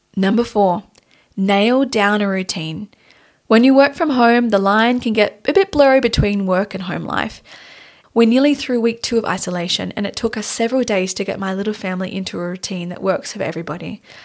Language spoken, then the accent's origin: English; Australia; now in Munich, Germany; Tanya and I are based in Munich, Germany, but we're originally, we're from Australia.